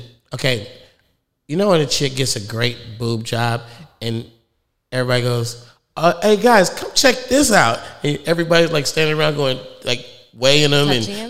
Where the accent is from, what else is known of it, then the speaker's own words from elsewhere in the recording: California, United States; I'm from the Bay.